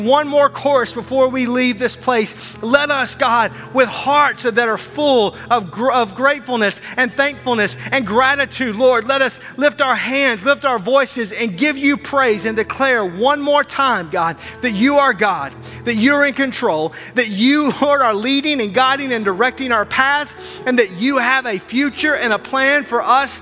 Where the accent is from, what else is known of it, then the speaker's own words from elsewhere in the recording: Arkansas, United States; moved away as an adult; also born or lived in Wisconsin; now in Milwaukee, United States; I'm from Arkansas, and I've lived here for 20 years